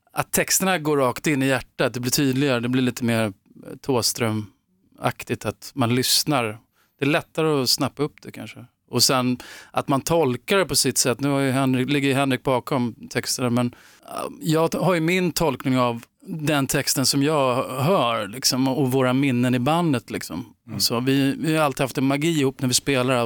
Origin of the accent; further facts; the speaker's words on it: Upplands Väsby, Stockholm County, Sweden; jag växte upp i Väsby, Upplands Väsby utanför Stockholm